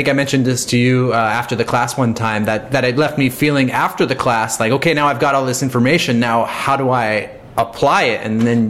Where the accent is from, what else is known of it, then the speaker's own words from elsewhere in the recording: New York, United States; Yeah, I'm originally from New York, and I have friends there